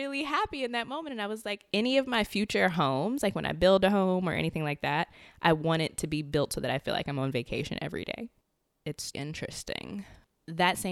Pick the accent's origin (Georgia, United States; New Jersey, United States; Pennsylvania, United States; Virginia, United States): Virginia, United States; Richmond; also born or lived in Maryland; now in Arlington, United States; I'm originally from Richmond